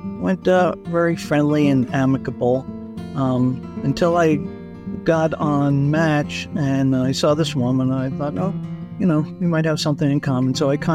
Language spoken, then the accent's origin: English; Colorado, United States; I'm from Colorado.